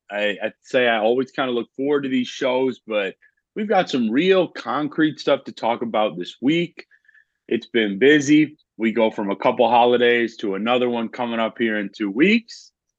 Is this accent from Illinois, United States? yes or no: yes; Rockford, Illinois, United States; moved away; I'm originally from Rockford.